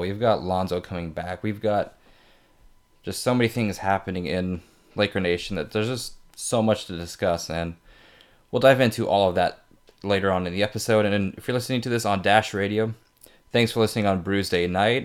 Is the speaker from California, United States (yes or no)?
yes; Fresno, California, United States; I'm from Fresno.